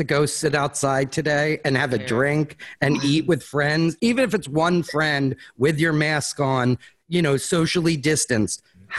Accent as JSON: {"language": "English", "town": "Philadelphia", "region": "Pennsylvania", "country": "United States", "said": "So Roxborough. I'm from Roxborough."}